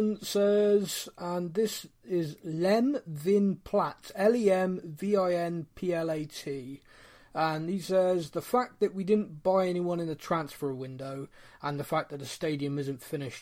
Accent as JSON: {"language": "English", "town": "Bristol", "region": "South West England", "country": "United Kingdom", "said": "we're both from Bristol"}